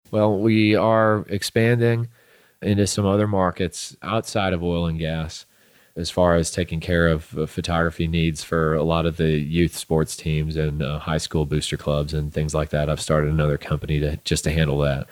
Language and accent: English; St. Louis, Missouri, United States; moved away as an adult; also born or lived in Southern Illinois; now in Midland, United States; I'm from Saint Louis, Missouri originally